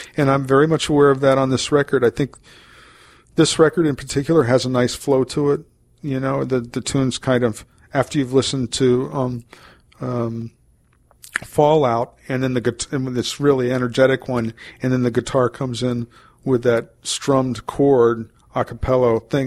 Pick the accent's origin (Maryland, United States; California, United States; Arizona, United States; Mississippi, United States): Maryland, United States; moved away; I'm from Maryland, originally, and I have family still down in Maryland